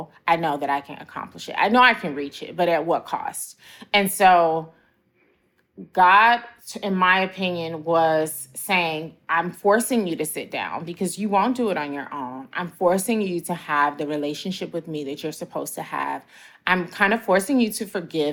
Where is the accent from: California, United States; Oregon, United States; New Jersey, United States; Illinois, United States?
Illinois, United States; Chicago; moved away; also born or lived in Atlanta; I went back to my hometown of Chicago